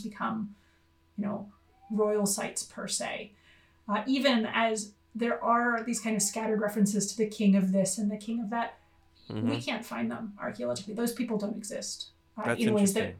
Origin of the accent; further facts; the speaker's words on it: United States; now in Australia; as an American